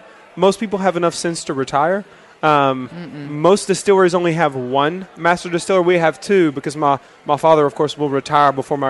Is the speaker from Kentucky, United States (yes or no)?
yes; Lawrenceburg, Kentucky, United States; I'm from a place called Lawrenceburg.